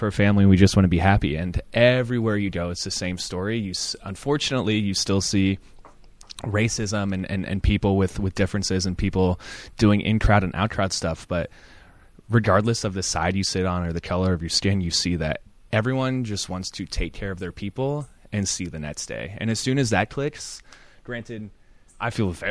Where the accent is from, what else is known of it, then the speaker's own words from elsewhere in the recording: Nebraska, United States; moved away as an adult; now in Seattle, United States; I'm originally from the Midwest in Nebraska